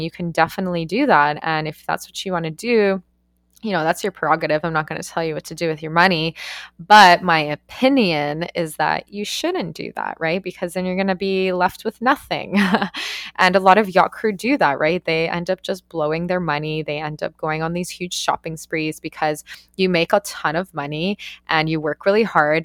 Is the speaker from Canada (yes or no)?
yes; Canada; moved away as an adult; also born or lived in Australia / New Zealand; I'm Canadian